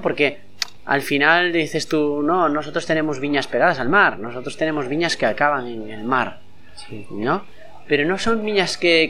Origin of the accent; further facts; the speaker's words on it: Castrelo, Galicia, Spain; mi pueblo